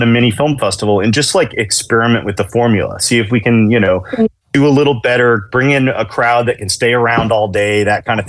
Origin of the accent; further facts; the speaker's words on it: Chattanooga, Tennessee, United States; also born or lived in Nashville; I grew up in Chattanooga, but I moved to Nashville in 2001